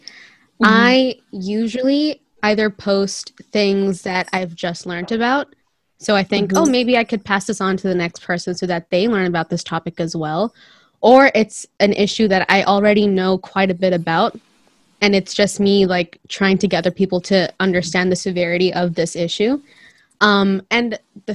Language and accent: English; India; I'm a Christian minority in India.